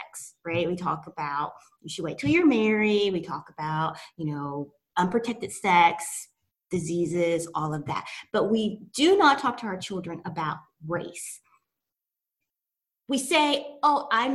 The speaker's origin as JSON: {"language": "English", "region": "East Tennessee", "country": "United States", "tie": "born or raised there", "said": "I'm from East Tennessee, little small country town"}